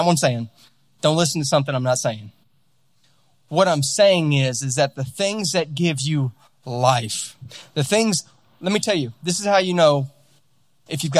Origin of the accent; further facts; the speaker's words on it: Louisiana, United States; also born or lived in California; now in Utah, United States; we're out in Utah now, and I'm from Louisiana originally